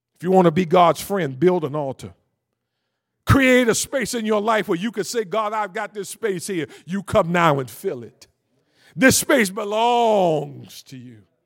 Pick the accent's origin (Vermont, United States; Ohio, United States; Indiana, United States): Ohio, United States; Cleveland; I grew up in Cleveland, Ohio, from a single parent home